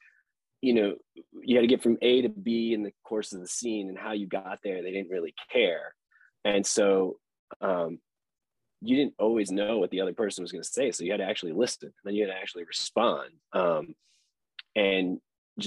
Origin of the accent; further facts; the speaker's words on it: Chicago, Illinois, United States; I'm from Chicago, and the worst thing you could do in Chicago is have a swelled head.